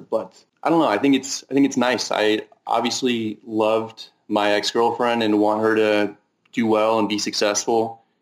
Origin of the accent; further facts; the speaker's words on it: Northern California, United States; now in Las Vegas, United States; I'm from Northern California and kind of like give off a Northern California vibe